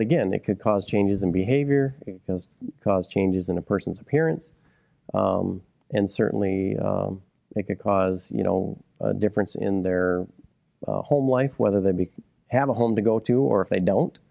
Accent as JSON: {"language": "English", "town": "Midland", "region": "Michigan", "country": "United States", "tie": "born or raised there", "said": "I was born and raised here in Midland County"}